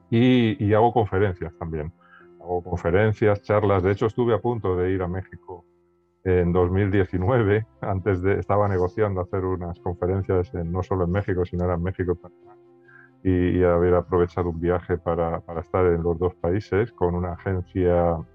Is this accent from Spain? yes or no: yes; Spain; accent: Spanish; moved away as an adult; now in Santiago, Chile; Yo estoy en Santiago de Chile, aunque mi acento me delata y soy español, español, español radicado en Chile desde hace nueve años.